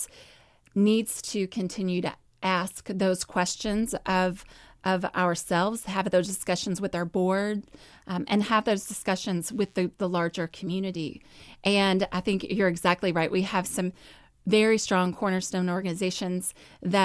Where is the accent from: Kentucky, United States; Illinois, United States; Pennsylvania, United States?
Kentucky, United States; Louisville; I grew up here in Louisville. I grew up in the South End.